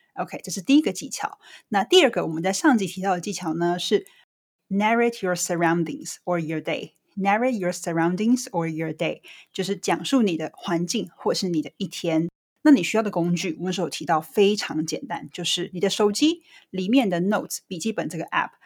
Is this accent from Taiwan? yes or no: yes; Taiwan; 我是怎样在台湾土生土长，晋然还能练就一口流利英文